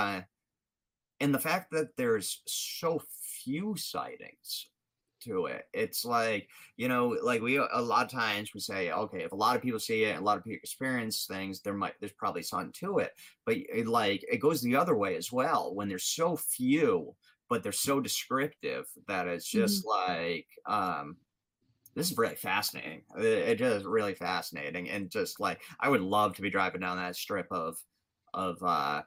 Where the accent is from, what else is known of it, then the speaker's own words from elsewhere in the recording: Rhode Island, United States; It's in Exeter, Rhode Island, my home state